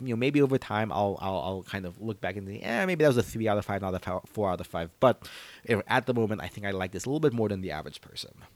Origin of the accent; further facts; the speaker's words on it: Philippines; as a Filipino.